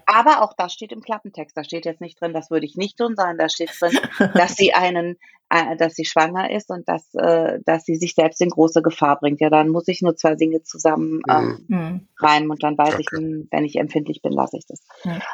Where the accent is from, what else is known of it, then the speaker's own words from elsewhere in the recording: Saarland, Germany; bei uns im Saarland